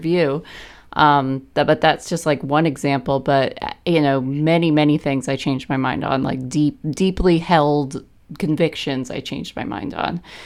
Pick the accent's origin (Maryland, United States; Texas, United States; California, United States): Maryland, United States; I'm from Maryland too, as you know, and, uh, my family was not, like, super political